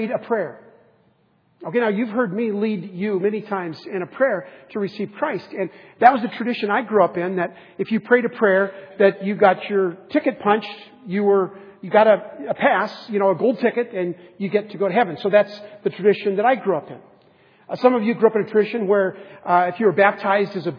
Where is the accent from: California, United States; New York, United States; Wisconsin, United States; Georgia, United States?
California, United States; San Diego; we grew up in San Diego